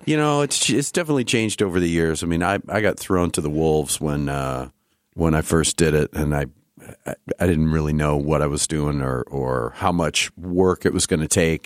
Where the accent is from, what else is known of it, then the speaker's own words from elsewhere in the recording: Iowa, United States; moved away; a newsstand in my in my hometown.